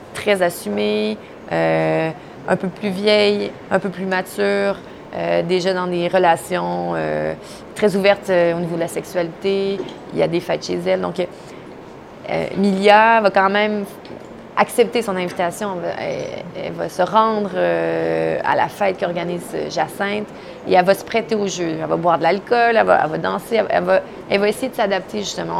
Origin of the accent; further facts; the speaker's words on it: near Odanak, Quebec, Canada; j'ai grandi tout près de Danak. Donc, euh, c'était plus ou moins le, village voisin d'où moi j'ai grandi